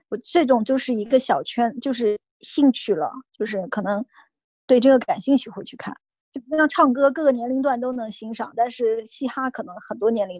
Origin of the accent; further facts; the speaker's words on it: Zhejiang, China; 虽然我是个浙江人。